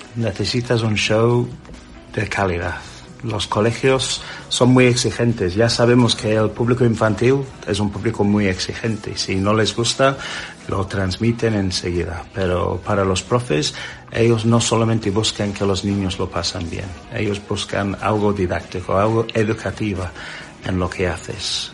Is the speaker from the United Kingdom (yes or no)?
yes; England, United Kingdom; Spanish is a second language; now in Spain